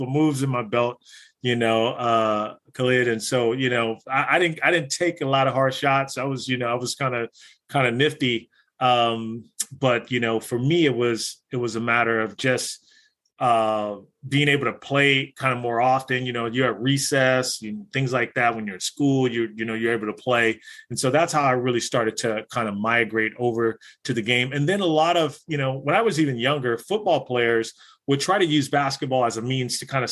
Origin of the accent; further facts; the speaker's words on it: Los Angeles, California, United States; moved away as an adult; also born or lived in San Jose, California; I grew up in Los Angeles, as you mentioned, in the 70s and the 80s, in Los Angeles